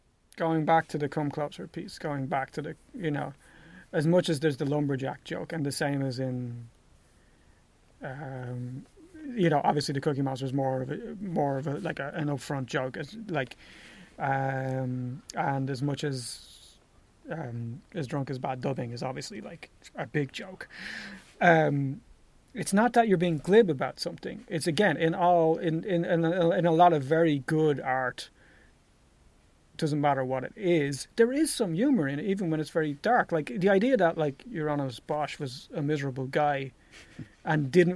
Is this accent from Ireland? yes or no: yes; Ireland; I'm from Ireland